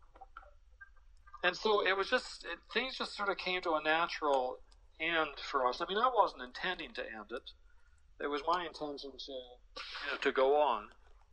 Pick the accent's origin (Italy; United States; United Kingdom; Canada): Canada; Vancouver, British Columbia; we're from Vancouver.